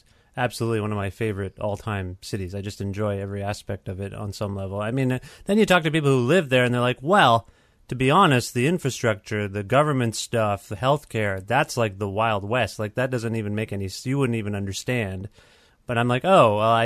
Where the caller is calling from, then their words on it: Guelph, Ontario, Canada; here in my city of Guelph, where I'm calling you from